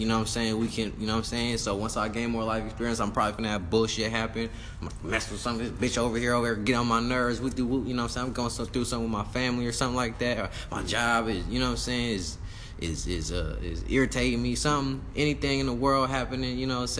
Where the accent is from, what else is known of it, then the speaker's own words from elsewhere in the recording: Antelope, California, United States; I'm from Antelope